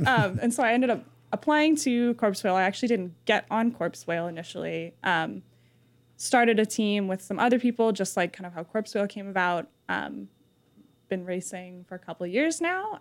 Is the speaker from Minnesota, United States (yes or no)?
no; New Mexico, United States; moved away as an adult; I'm from New Mexico